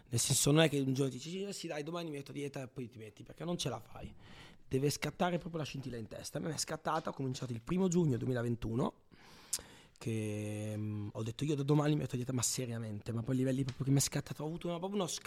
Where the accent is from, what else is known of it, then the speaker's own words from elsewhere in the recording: Emilia-Romagna, Italy; Io poi vengo dalla Romagna. Oh, a me la cipolla si mangia cruda nell'insalata.